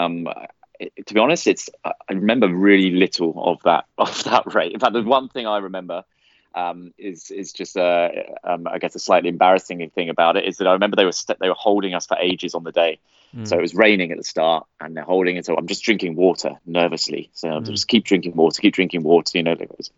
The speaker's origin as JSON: {"language": "English", "country": "United Kingdom", "also_born_or_lived": "Sydney, Australia", "moved": "as an adult", "said": "being British"}